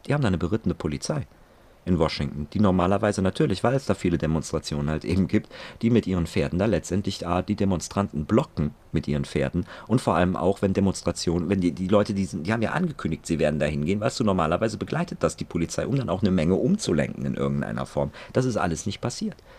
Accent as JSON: {"language": "German", "country": "Germany", "said": "bei uns in Deutschland"}